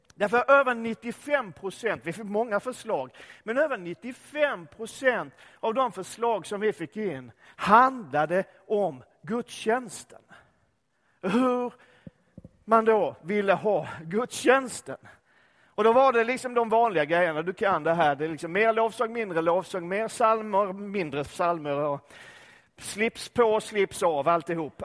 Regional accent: Sweden; also born or lived in Öckerö / Lund / Enköping; Var jag än befinner mig i den här världen så är jag fortfarande svensk

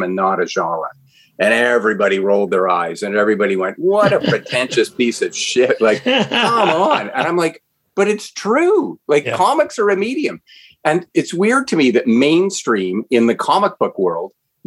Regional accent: Ottawa, Ontario, Canada; As a 12-year-old boy growing up in Ottawa, Ontario, Canada

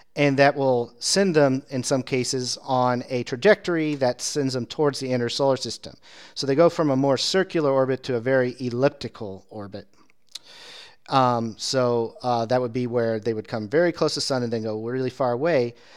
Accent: Indiana, United States; growing up in Indiana

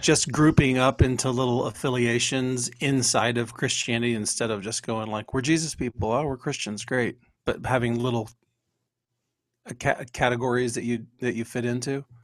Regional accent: Texas, United States; now in Ohio, United States; if you looked on my birth certificate, it would say I'm from Texas

